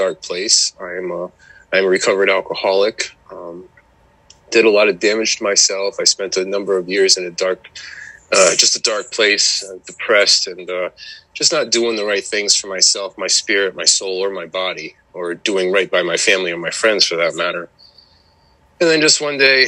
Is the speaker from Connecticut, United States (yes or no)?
yes; Connecticut, United States; now in New Hampshire, United States; originally I'm from Connecticut.